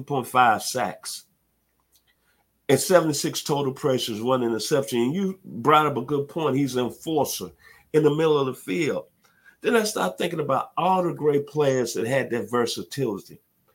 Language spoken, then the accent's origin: English; Memphis, Tennessee, United States; now in Atlanta, United States; I'm attending Sherwood Junior High back in my hometown of Memphis, Tennessee.